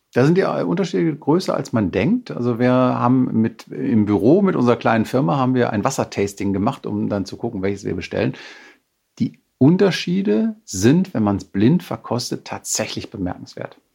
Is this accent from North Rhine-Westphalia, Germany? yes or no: yes; Münsterland, North Rhine-Westphalia, Germany; für mich als Münsterländer